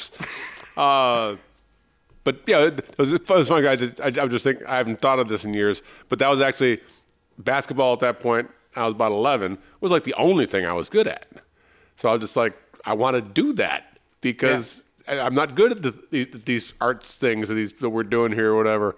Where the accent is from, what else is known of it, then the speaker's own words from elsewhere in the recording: Chicago, Illinois, United States; I'm from Chicago